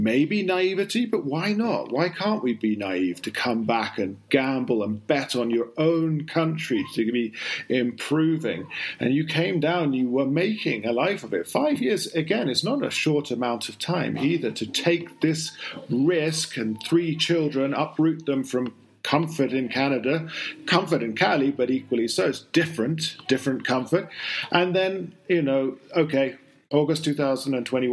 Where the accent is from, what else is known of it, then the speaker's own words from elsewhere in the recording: United Kingdom; now in Colombia; being a Brit